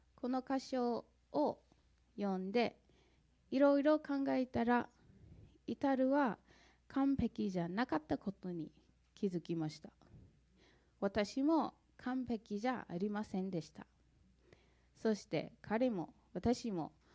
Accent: St. Louis, Missouri, United States; Japanese is a second language; moved away as an adult; now in Japan; 私はアメリカのミズーリ州セントルイス出身です。クリスチャンホームで育ち

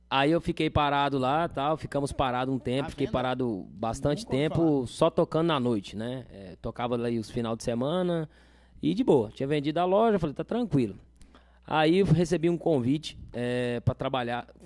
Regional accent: Machadinho, Rio Grande do Sul, Brazil; Falei, velho, vim do Machadinho tocava lá na, to, toco na noite lá e, e trabalhava numa agropecuária

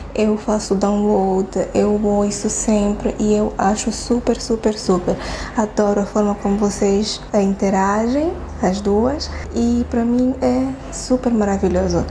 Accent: Angola; eu sou de Angola

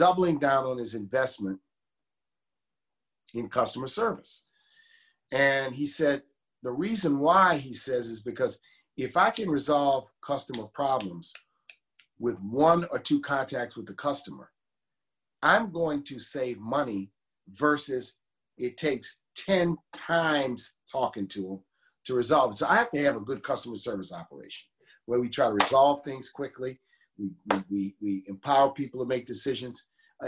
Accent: New Orleans, Louisiana, United States; the neighborhoods I knew growing up in the city

